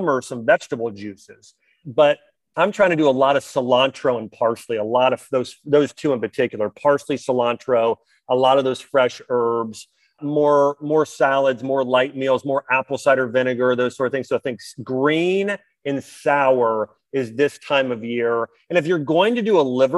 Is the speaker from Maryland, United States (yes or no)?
no; Ohio, United States; moved away; I'm from Ohio originally